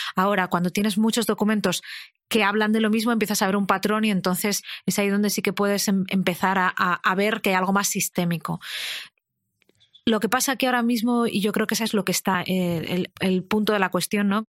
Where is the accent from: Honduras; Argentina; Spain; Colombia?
Spain; Madrid, Community of Madrid; soy una madrileña de 38 años